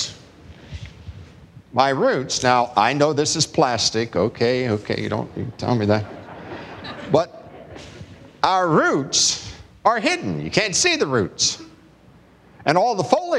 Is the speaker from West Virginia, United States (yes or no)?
yes; West Virginia, United States; I'm from West Virginia